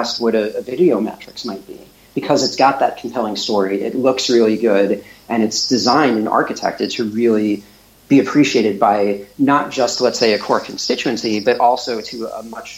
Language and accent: English; Pomona, New York, United States; I was born and raised near Muncie. I grew up in Pomona, if you all know the area.